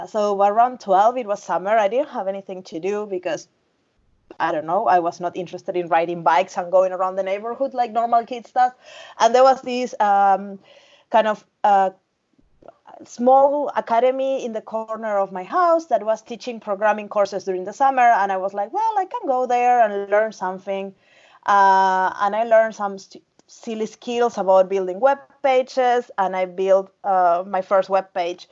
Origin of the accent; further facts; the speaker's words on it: Uruguay; moved away as an adult; now in Finland; I'm from Uruguay, South America, the south, next to Argentina and Brazil.